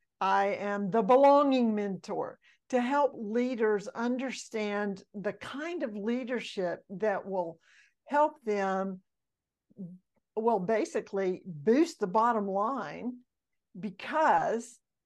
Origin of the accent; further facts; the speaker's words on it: Mississippi, United States; born there; also born or lived in Alabama / Georgia / Florida; So I was born in Mississippi, and I've lived in Alabama and two places in Georgia and two places in Florida.